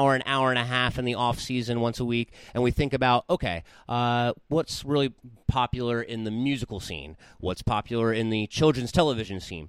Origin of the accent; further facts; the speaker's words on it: Southern New Jersey, United States; moved away as an adult; now in San Bernardino, United States; growing up in Southern New Jersey